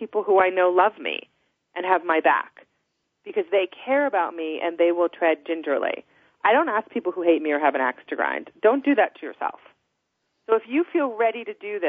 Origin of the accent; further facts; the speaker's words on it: New Jersey, United States; now in Colorado, United States; I'm from New Jersey originally